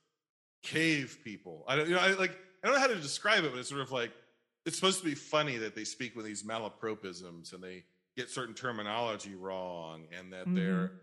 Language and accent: English; United States; we, as American society